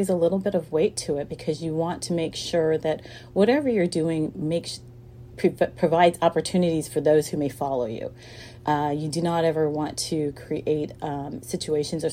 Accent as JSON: {"language": "English", "town": "Sacramento", "region": "California", "country": "United States", "tie": "born or raised there", "said": "I grew up in Sacramento, which is the seat of California's government"}